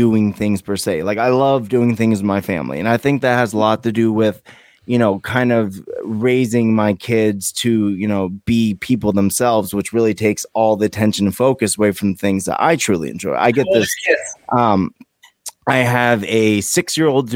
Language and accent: English; Poughkeepsie, New York, United States; now in Vermont, United States; I'm from New York